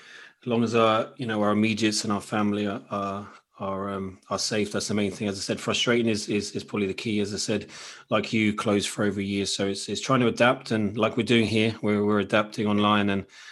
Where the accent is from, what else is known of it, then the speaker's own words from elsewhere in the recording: Munster, Ireland; growing up in Kerry, and I suppose people who are listening from Ireland as well